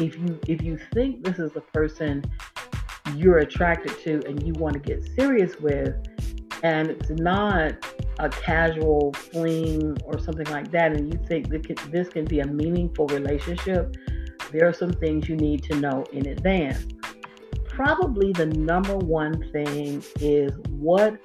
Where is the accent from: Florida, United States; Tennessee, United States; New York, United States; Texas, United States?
Florida, United States; now in Georgia, United States; I live in Georgia, I'm from Florida. I know how to get home. I know how to get to my hometown